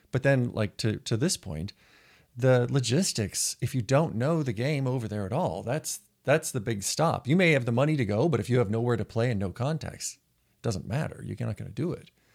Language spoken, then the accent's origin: English; Montana, United States; I'm from Montana